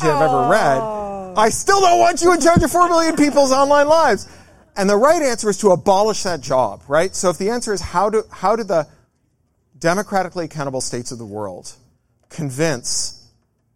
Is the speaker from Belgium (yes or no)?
no; Canada; I come from Canada